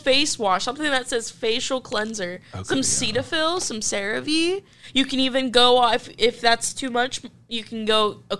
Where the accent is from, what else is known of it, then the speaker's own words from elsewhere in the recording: Pittsburgh, Pennsylvania, United States; now in Lincoln, United States; because I'm from Pittsburgh.